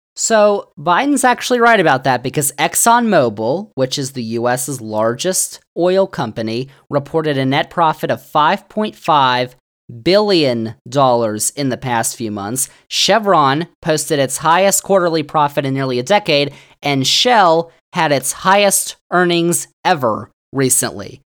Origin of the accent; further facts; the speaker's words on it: Virginia, United States; Virginia, my home state